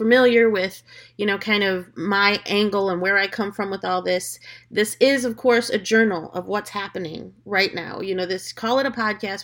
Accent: United States; now in Florida, United States; I'm as American as apple pie, hot dogs, bacon, and all of the above

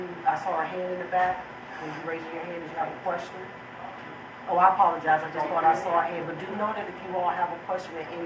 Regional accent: Atlanta, Georgia, United States; now in Newport News, United States; I'm from Atlanta, Georgia myself

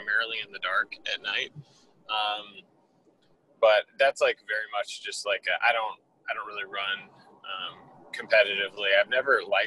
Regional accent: South Carolina, United States; also born or lived in Washington, D.C.; now in Clemson, United States; I am a native of the state of South Carolina

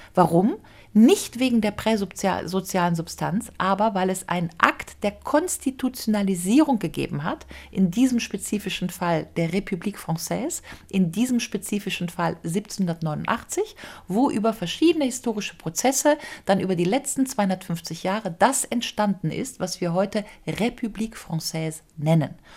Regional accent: Germany; ich als Deutsche

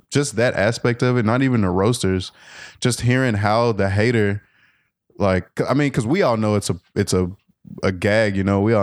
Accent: Memphis, Tennessee, United States; because, you know, I'm from Memphis, I'm from the South

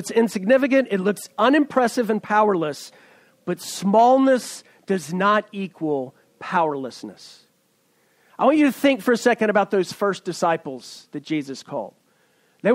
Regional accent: East Tennessee, United States; moved away as an adult; now in Silicon Valley, United States; I'm a redneck from East Tennessee

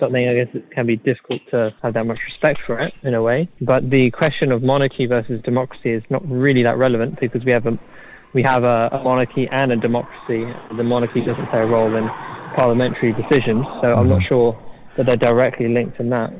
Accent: United Kingdom; I think you have to really respect that and cherish that as a British person.

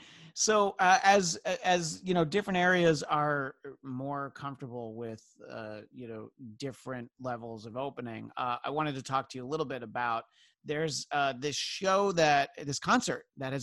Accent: Northeast, United States; Growing up in the Northeast, it's like I knew that I was a good driver when it was snowing

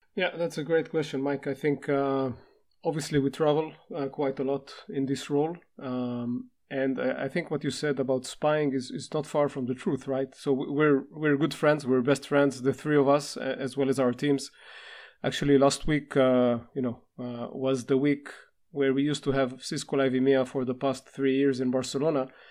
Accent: Israel; from Israel

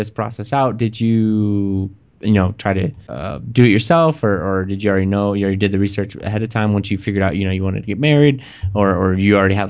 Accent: Texas, United States; now in Pittsburgh, United States; I grew up in Texas.

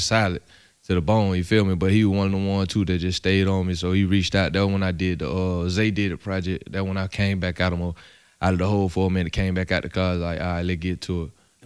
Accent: Atlanta, Georgia, United States; I'm from Edgewood, Edgewood. I'm from the hood, Edgewood.

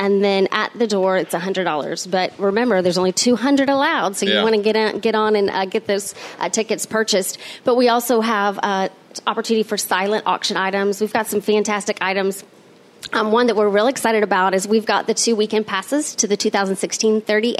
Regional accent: Niceville, Florida, United States; From actually Niceville. Yeah. Born and raised.

